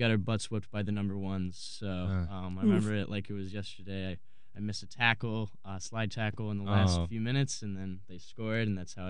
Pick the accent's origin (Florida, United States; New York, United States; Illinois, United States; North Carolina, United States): New York, United States; Buffalo; I grew up in Buffalo, New York